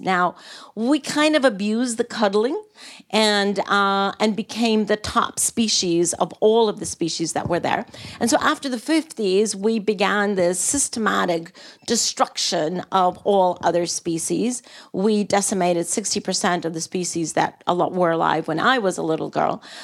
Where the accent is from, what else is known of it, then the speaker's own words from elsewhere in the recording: Costa Rica; come from a developing country. Uh, a model of environmental responsibility and from a very, very political family uh, where my father was not just three times president, but he also took the very courageous decision of abolishing the army, and hence Costa Rica has no army